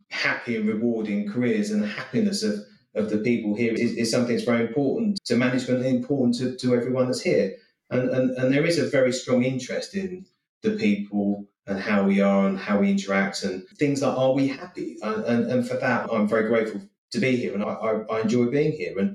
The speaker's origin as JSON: {"language": "English", "town": "Eastbourne", "region": "South East England", "country": "United Kingdom", "tie": "born or raised there", "said": "But I grew up in Eastbourne, and my dad worked up in London."}